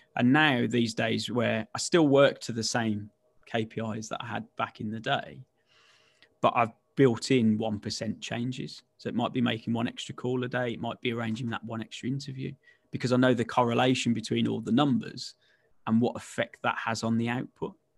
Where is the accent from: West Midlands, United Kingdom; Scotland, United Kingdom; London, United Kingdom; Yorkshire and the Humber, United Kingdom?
West Midlands, United Kingdom; I'm born and bred in the West Midlands, as you can probably tell from the dulcet tones